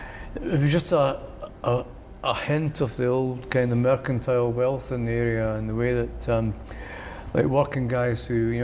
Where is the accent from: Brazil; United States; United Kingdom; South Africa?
United Kingdom; Edinburgh, Scotland; moved away as an adult; also born or lived in Pilton / Muirhouse / London; born in Leith and kind of moved when I was 4 years old to Pilton, to the prefabs, and then on to the Masonettes and Muir House